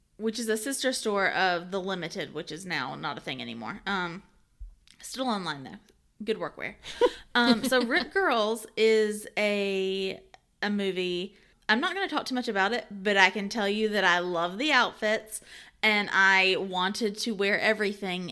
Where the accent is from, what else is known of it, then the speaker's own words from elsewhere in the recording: Georgia, United States; we're from Georgia